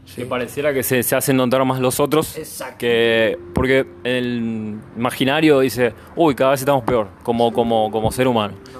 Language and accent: Spanish; Argentina; moved away as an adult; yo soy argentino, yo hace cuatro años que vivo acá